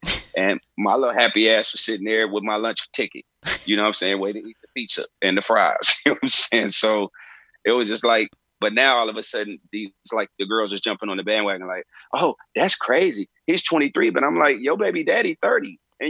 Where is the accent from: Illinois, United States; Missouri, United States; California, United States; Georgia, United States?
Illinois, United States; Chicago; I'm from Chicago.